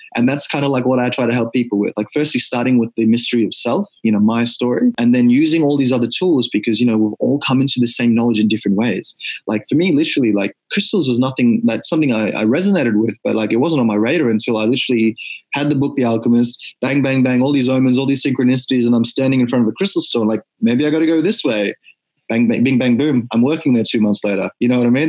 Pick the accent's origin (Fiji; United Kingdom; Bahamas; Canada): Fiji; now in Australia; born in Australia, but growing up, my first memories of life in Fiji